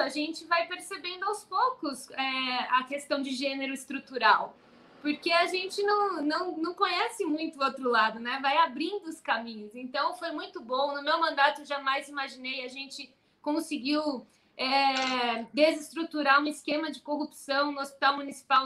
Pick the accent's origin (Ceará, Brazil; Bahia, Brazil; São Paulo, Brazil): São Paulo, Brazil; como paulista, de uma cidade onde 85% das pessoas votaram em Bolsonaro